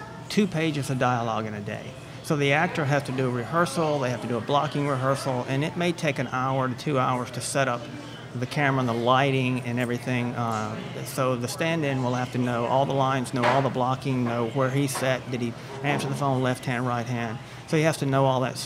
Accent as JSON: {"language": "English", "region": "Mississippi", "country": "United States", "tie": "born or raised there", "also_born_or_lived": "Texas", "said": "Originally, I'm from Mississippi, about 2 hours from here, born in Texas."}